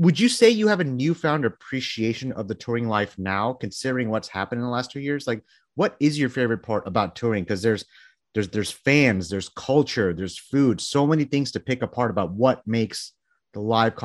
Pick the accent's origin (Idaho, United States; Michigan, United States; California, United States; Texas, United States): Texas, United States; I'm from Texas